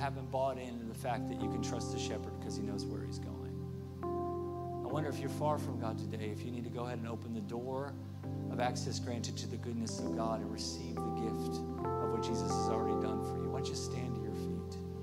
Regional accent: Oklahoma, United States; I'm from Oklahoma, so there's a little little roughneck in me

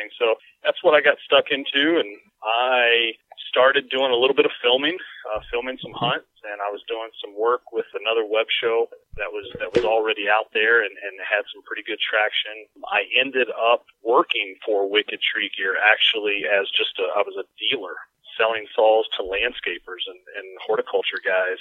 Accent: central Kentucky, United States; moved away as an adult; now in Iowa, United States; I grew up in Kentucky, and central Kentucky

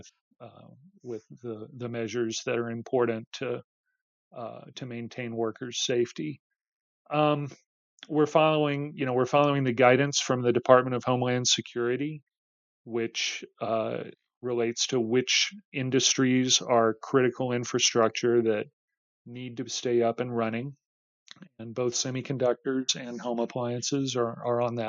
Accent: Austin, Texas, United States; Austin, Texas, my hometown

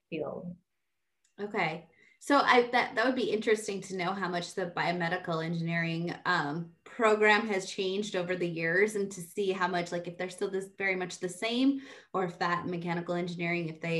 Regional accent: Des Moines, Iowa, United States; I grew up in Des Moines, Iowa

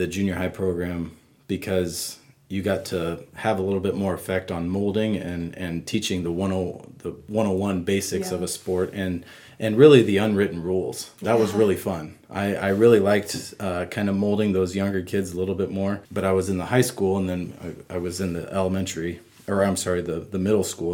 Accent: Wisner, Nebraska, United States; now in York, United States; I grew up in Cumming County. It's northeast Nebraska, town of Wisner

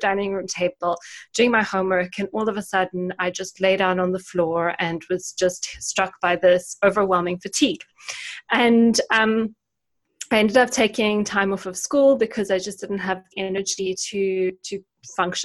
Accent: South Africa; moved away as an adult; also born or lived in United Kingdom; my parents actually both worked for the university in my hometown in South Africa

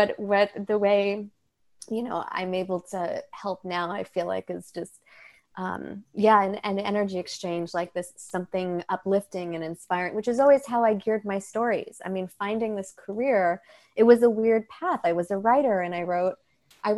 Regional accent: New York, United States; I grew up in New York

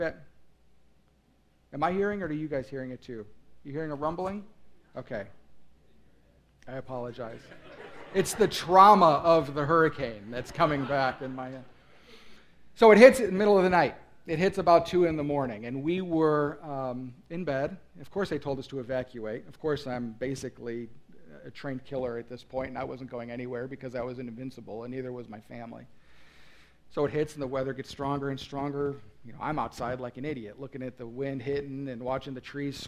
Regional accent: Midwest, United States; also born or lived in North Carolina; I grew up in the Midwest. I've always been here

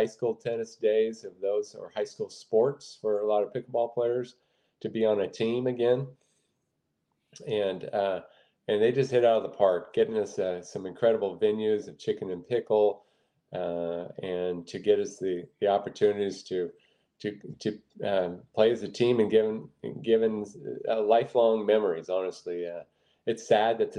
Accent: Washington, United States; I'm from Washington State

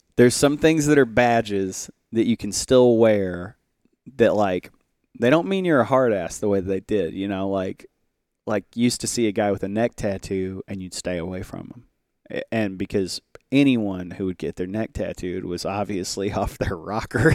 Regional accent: Little Rock, Arkansas, United States; I'm from Little Rock.

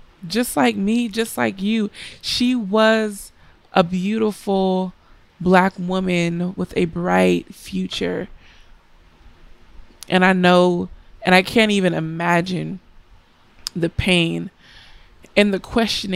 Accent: United States; I am an American, I am black, and I am a woman

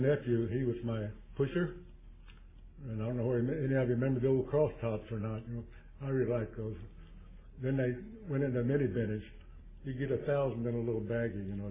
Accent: Chico, California, United States; I'm from Chico, California. That's 100 miles due north of Sacramento.

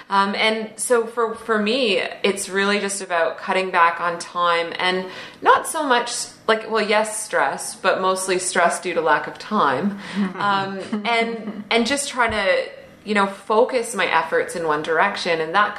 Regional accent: Canada; accent: Canadian; My Canadian accent.

